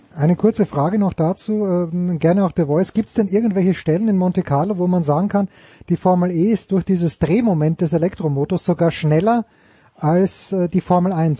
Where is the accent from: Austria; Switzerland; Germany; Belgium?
Austria; als Österreicher, bin damit sozialisiert worden